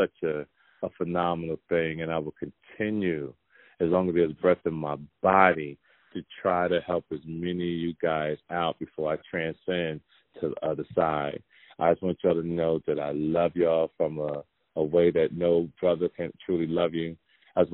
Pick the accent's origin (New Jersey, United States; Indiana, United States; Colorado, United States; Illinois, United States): New Jersey, United States; Jersey City; moved away; I grew up in Jersey City, New Jersey, and I'm coming home